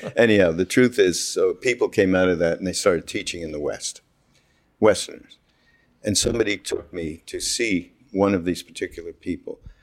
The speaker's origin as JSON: {"language": "English", "town": "Montreal", "region": "Quebec", "country": "Canada", "said": "I'm from Montreal, as you know, from Quebec."}